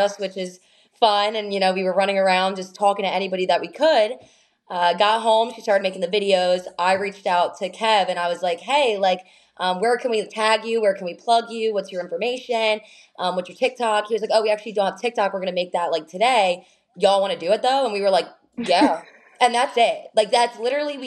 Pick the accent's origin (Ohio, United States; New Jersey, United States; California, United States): New Jersey, United States; we're just a couple of Jersey girls